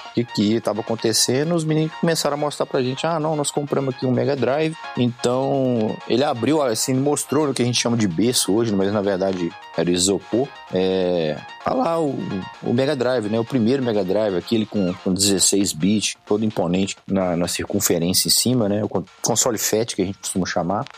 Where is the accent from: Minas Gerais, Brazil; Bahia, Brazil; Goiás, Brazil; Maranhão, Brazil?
Minas Gerais, Brazil; Sabará; Eu sou aqui de Sabará, é, cidade próxima a Belo Horizonte